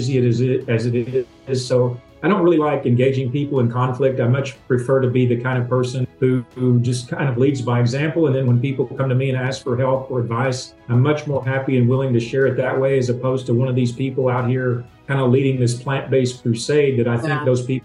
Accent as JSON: {"language": "English", "region": "Tennessee", "country": "United States", "tie": "born or raised there", "said": "growing up in the South and from being from Tennessee, I grew up around these people who ate for taste"}